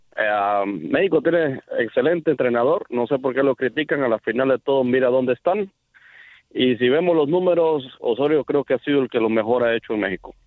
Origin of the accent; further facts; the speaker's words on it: Colombia; soy colombiano